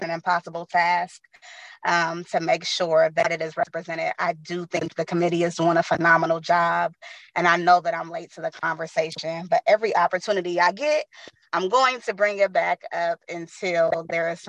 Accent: San Francisco, California, United States; also born or lived in Daly City / East Bay; now I am back in San Francisco. Um, I am from San Francisco. I went to San Francisco Unified School District. Most of my life has been San Francisco.

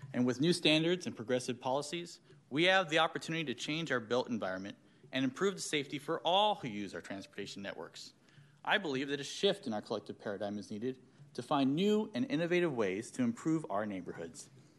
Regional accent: Sacramento, California, United States; I'm a proud lifelong resident of Sacramento. I was raised in Meadowview, but I've lived in Tahoe Park for the past 15 years.

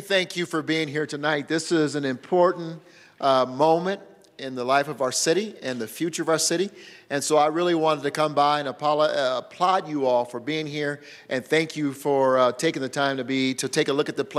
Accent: Denver, Colorado, United States; It was elementary when I grew up in Denver.

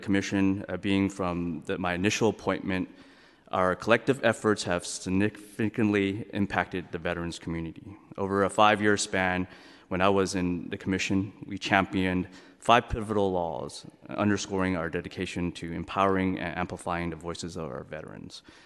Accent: San Francisco, California, United States; I'm born and raised in San Francisco

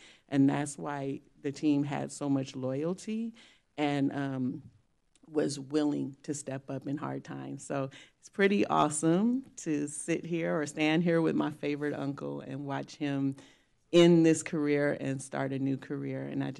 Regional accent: San Francisco, California, United States; I grew up in Fillmore and Bayview

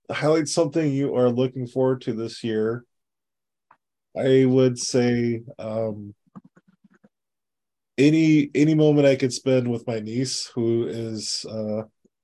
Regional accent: Kirkland, Washington, United States; I've been fortunate enough to be a Kirkland resident since I was born in Evergreen Hospital

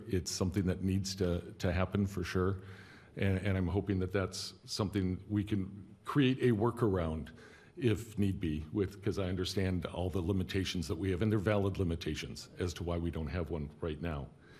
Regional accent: Detroit, Michigan, United States; now in Alameda, United States; I'm also from Detroit and a tennis player

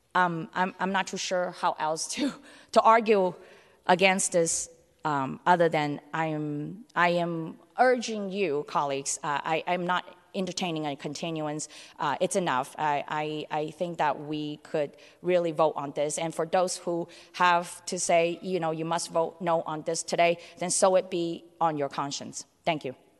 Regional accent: San Francisco, California, United States; also born or lived in Hong Kong; I was born in Hong Kong and grew up in San Francisco's Chinatown, North Beach

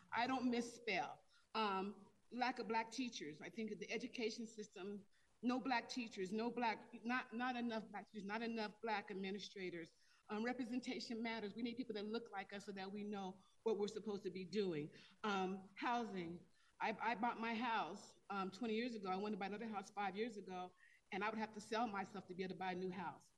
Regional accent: Denver, Colorado, United States; I am a Denver and Colorado native. I grew up in Five Points, like original Five Points

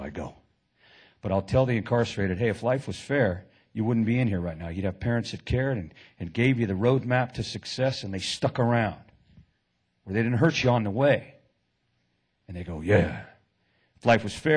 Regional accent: Oakland, California, United States; now in San Jose, United States; I live in San Jose now. I was born and raised in Oakland

